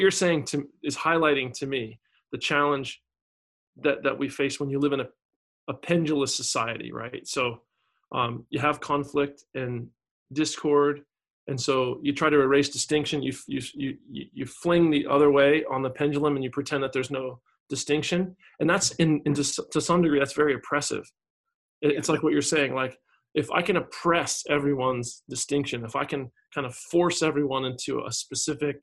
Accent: United States; moved away as an adult; now in Australia; as an American coming here

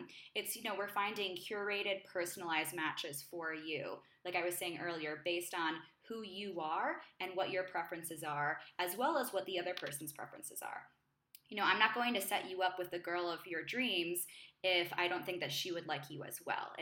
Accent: New York, United States; moved away as an adult; now in Mexico City, Mexico; I'm from New York.

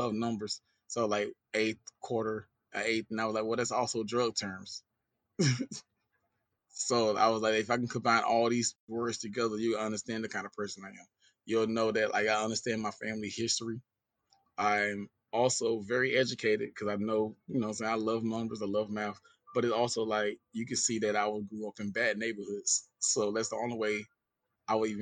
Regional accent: Danville, Georgia, United States; moved away as an adult; also born or lived in Dudley, Georgia / Fort Walton Beach, Florida; now in Tampa, Florida, United States; I'm originally from a small town called Danville, Georgia. But my mom finally made some money and we moved out. And since then, we've been living in this place called Dudley, Georgia

